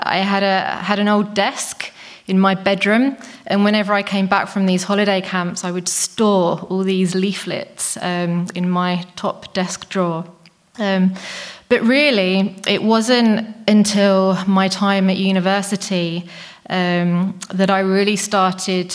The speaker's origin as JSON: {"language": "English", "region": "England", "country": "United Kingdom", "moved": "as an adult", "lives_now": "Czech Republic", "said": "I'm English"}